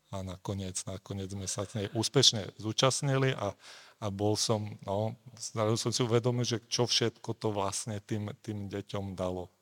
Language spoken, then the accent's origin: Slovak; Slovakia; now in Prague, Czech Republic; som sa narodil v Československu, takže ako rodičov a kamarátov mám na Slovensku